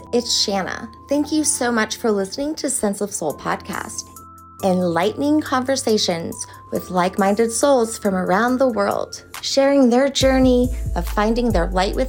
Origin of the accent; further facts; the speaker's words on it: New Orleans, Louisiana, United States; And so I'm originally from New Orleans.